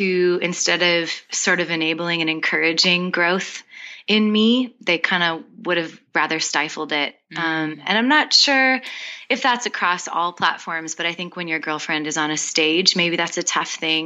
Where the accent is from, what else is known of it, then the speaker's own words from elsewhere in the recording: Winnipeg, Manitoba, Canada; moved away as an adult; now in Nashville, United States; we both grew up about 5 minutes away from each other in Winnipeg, Manitoba